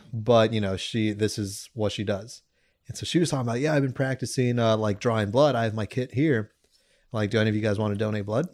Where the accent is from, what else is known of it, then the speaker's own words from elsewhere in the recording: Santa Monica, California, United States; I'm from Santa Monica.